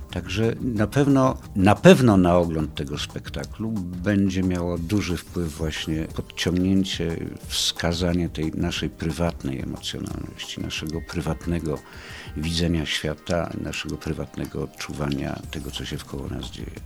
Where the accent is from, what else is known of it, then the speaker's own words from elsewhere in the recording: Kraków, Lesser Poland, Poland; moved away as an adult; also born or lived in Rzeszów; Ja jestem z Krakowa od urodzenia do powiedzmy lat 2011